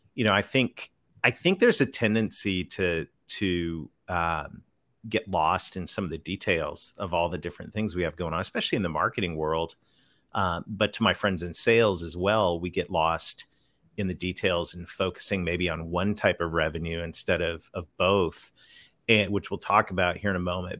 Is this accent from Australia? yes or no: no; Canada; moved away as an adult; now in Conway, United States; I'm a Canadian kid that married a Southern girl, so I live right on the south edge of the Ozark Mountains in the great state of Arkansas